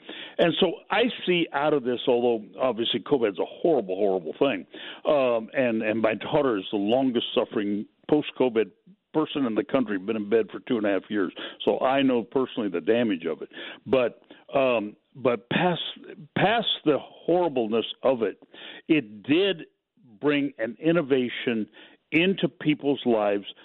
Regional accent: Pacific Northwest, United States; I grew up in the Pacific Northwest

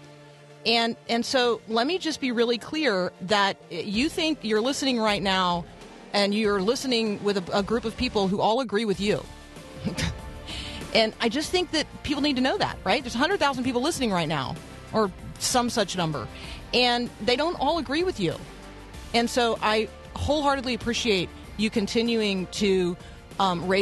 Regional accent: Tampa, Florida, United States; I grew up in Tampa

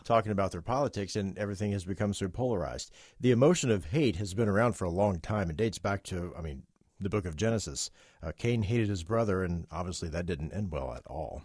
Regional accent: West Virginia, United States; I'm from West Virginia

